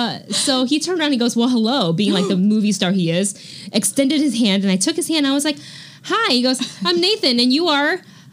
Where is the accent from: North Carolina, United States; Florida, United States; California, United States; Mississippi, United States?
Florida, United States; Miami; and I grew up in Miami too